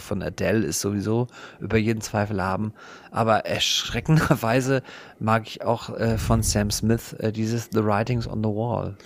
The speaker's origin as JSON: {"language": "German", "country": "Germany"}